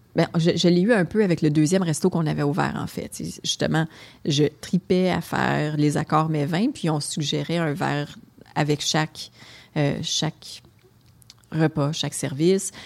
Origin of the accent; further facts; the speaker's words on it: Gatineau, Quebec, Canada; accent: Québécois; j'ai grandi euh, dans le quartier Muchmore à Hull